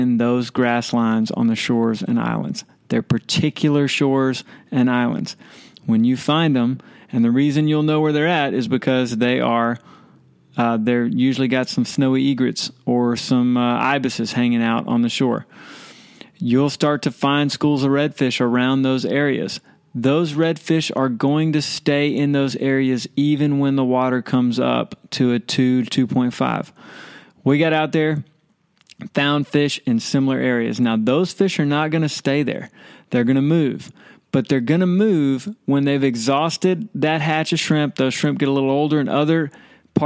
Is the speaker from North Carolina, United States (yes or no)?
no; Baytown, Texas, United States; I'm from Baytown